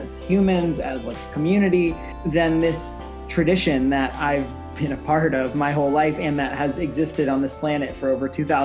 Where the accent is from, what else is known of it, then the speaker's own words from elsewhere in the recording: Cincinnati, Ohio, United States; moved away as an adult; also born or lived in New York City; I'm born and raised in Cincinnati, Ohio, and I have a lot of deep roots in Cincinnati